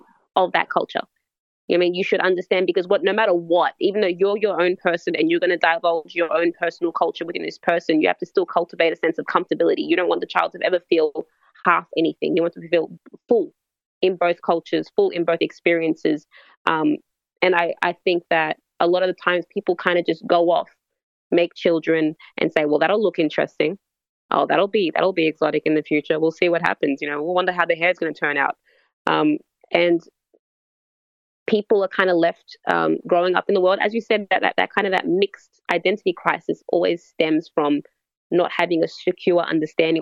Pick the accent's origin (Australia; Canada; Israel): Australia; growing up in Australia